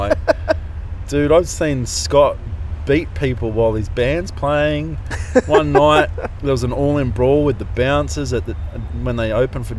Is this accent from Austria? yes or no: no; Maroubra, New South Wales, Australia; Well, it got a bit weird because then I started to not hang out with my mates as much.